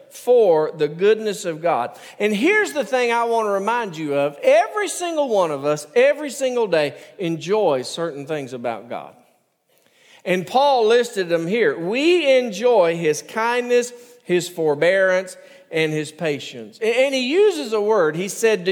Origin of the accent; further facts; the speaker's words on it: United States; also born or lived in Jordan; I'm American